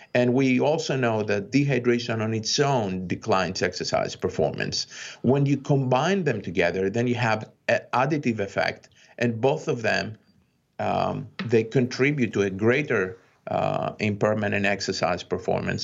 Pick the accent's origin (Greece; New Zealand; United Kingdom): Greece; now in United States; when I was growing up in Greece